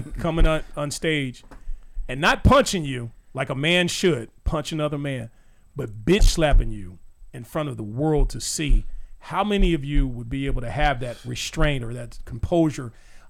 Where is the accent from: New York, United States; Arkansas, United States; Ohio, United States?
Arkansas, United States; I'm from Arkansas, sir.